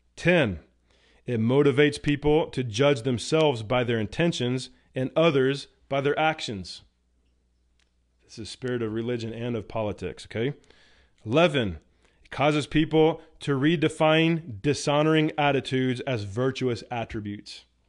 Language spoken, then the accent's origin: English; United States; I'm an American citizen